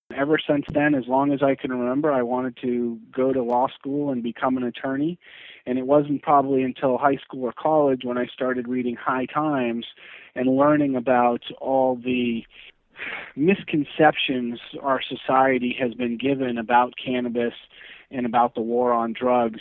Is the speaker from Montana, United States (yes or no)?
no; New Hampshire, United States; I'm originally from New Hampshire.